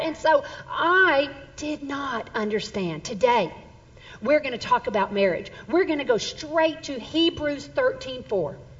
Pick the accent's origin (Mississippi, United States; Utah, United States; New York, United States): Mississippi, United States; Southern; now in Texas, United States; I'm actually from Southern Mississippi, and I grew up there